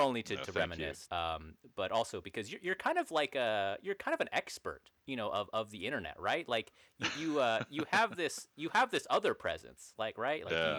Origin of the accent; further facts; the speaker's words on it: Alaska, United States; Since we're all from Alaska